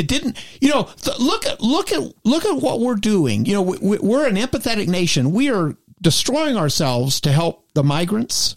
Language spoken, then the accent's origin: English; East Texas, United States; I'm from East Texas.